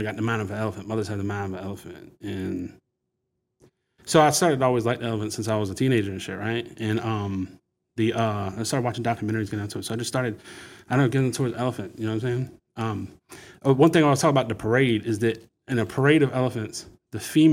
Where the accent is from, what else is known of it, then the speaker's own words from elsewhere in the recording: Portsmouth, Virginia, United States; I'm from Portsmouth